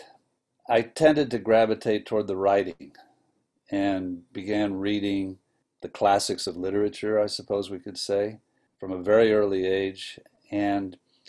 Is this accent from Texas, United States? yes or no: no; Tampa, Florida, United States; now in Minnesota, United States; I was born and raised in Tampa, Florida